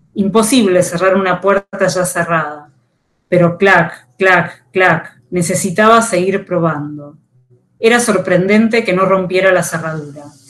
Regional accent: Buenos Aires, Argentina; Nací en Buenos Aires, vivo en esta ciudad

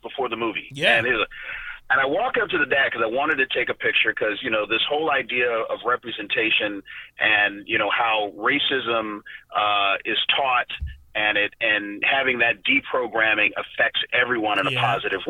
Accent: North Carolina, United States; now in Washington, D.C., United States; I was in North Carolina, which is my home state

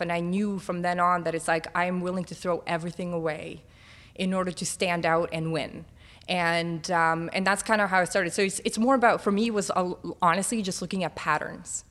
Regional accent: Bosnia & Herzegovina; also born or lived in North Macedonia; now in Toronto, Canada; I'm from Bosnia

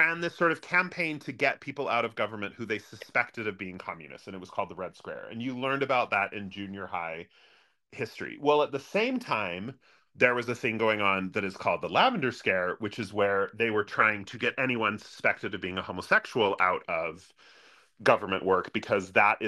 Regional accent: Utah, United States; growing up in Utah is like growing up in the 1950s

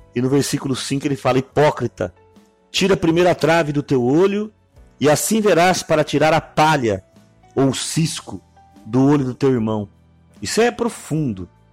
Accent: Araçatuba, São Paulo, Brazil; eu sou de Aracatuba

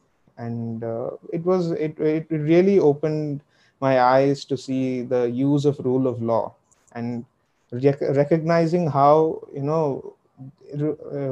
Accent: Hyderabad, Telangana, India; now in New Delhi, India; I'm from Hyderabad.

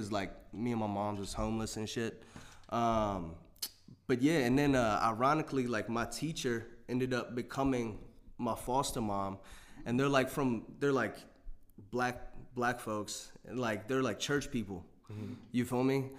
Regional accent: Waynesboro, Virginia, United States; now in Harrisonburg, United States; I'm from a city. It's called Waynesboro, Virginia.

